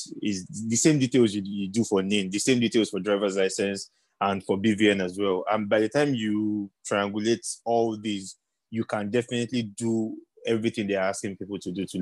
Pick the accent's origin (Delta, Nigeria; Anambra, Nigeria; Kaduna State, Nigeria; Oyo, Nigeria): Oyo, Nigeria; I'm from Oyo State